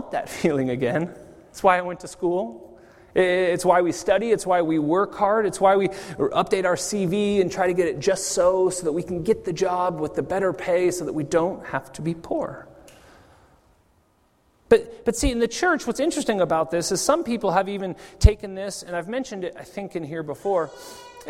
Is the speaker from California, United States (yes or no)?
yes; California, United States; now in Zurich, Switzerland; growing up in California